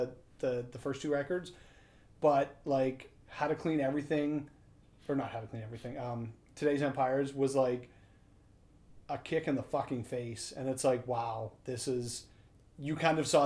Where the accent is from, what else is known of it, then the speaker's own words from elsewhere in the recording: Estevan, Saskatchewan, Canada; I came up from Estevan